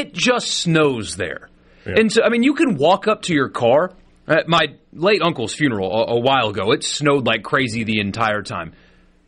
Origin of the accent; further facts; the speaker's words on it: Mississippi, United States; I'm from Mississippi